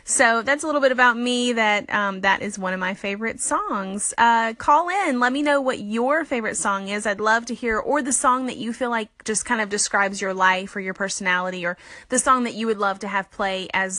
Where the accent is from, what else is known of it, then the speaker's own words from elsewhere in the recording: Alabama, United States; now in Birmingham, United States; The first thing is that I was born and raised in South Alabama. I grew up by the beach. I am a Southern girl at heart. I live about 4 hours north now in Birmingham, Alabama.